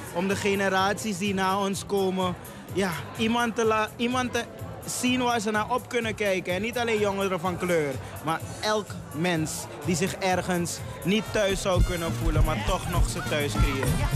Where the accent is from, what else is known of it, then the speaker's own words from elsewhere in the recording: Suriname; moved away as an adult; now in Netherlands; Dus ik woon ook pas acht jaar in Nederland. Dus ik kwam ook echt uit Suriname.